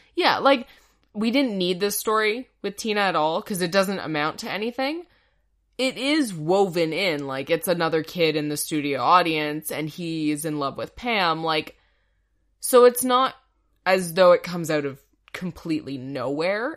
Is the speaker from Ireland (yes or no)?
no; Canada; we're Canadian